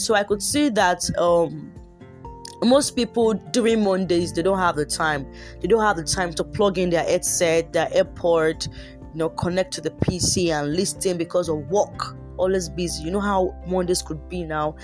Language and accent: English; Yorubaland, Nigeria; I'm a Nigerian and I am Yoruba.